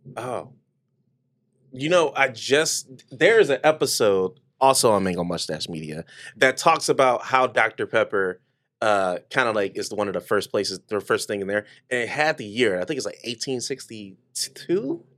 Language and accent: English; Detroit, Michigan, United States; I'm from Detroit